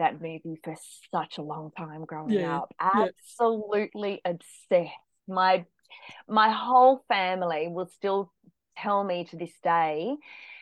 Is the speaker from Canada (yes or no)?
no; just south of Port Macquarie, New South Wales, Australia; also born or lived in Werribee, Melbourne, Victoria; now in Melbourne, Australia; I spent most of my childhood up in New South Wales, just south of Port Macquarie